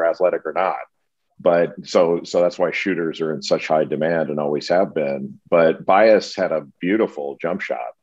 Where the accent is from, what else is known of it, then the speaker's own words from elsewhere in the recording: Los Angeles, California, United States; I grew up in Los Angeles